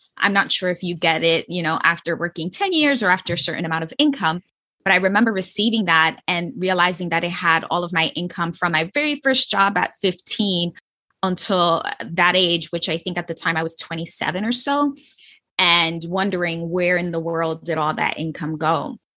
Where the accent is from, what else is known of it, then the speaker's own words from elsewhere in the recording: New York City, New York, United States; I was from the Bronx. I was raised in the Bronx, and it's the poorest borough in New York City